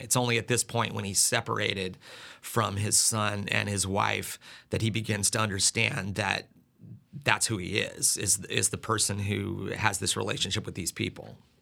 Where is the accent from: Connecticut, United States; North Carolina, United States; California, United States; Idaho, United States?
Idaho, United States; Sandpoint; moved away as an adult; now in South Carolina, United States; my hometown is Sand Point